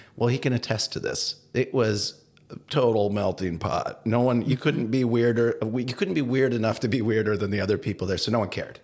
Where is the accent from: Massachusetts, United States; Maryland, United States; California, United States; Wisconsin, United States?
Wisconsin, United States; Madison; moved away; also born or lived in Minnesota; I grew up in Madison